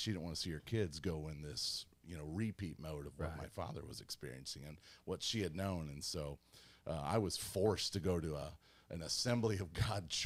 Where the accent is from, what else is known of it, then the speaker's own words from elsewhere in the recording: St. Louis, Missouri, United States; also born or lived in Troy, Missouri; I was born in St. Louis, Missouri.